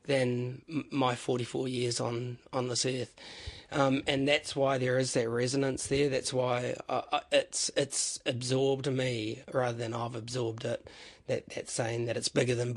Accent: New Zealand; also born or lived in Pahiatua / Waimana / Kohukohu / Broadwood; I was raised in small town New Zealand

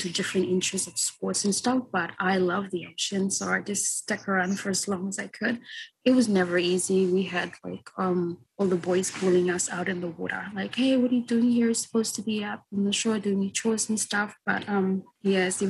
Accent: Vanuatu; I was surfing when I was growing up because I live around the coastal area

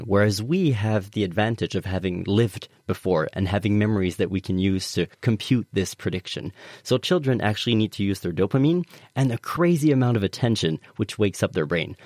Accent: Canada; now in United Kingdom; I'm an immigrant. I'm from Canada

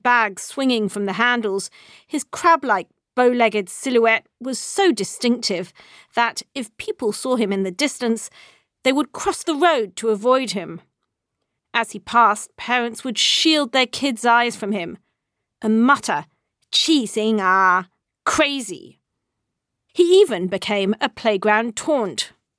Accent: Hong Kong; They were everywhere when I was growing up in Hong Kong in the 1970s and 80s, a feature of our city just as much as the bottle-green snub-nosed Star Ferry and the noisy trams.

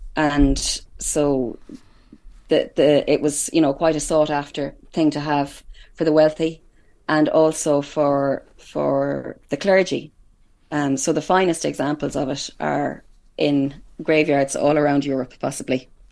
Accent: Headford, Connacht, Ireland; I'm coming to you live from Hertford in County Galway, which would be my hometown

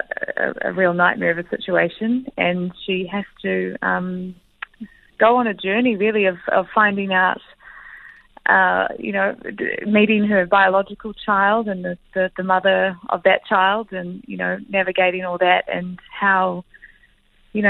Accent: New Zealand; accent: Kiwi; as a Kiwi and as in my own accent and in all familiar territory that I live in and have grown up

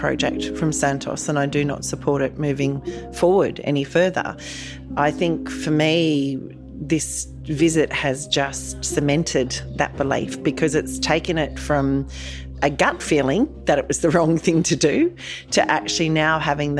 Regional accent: Coonabarabran, New South Wales, Australia; now in North Sydney, Australia; I grew up out in this part of the world

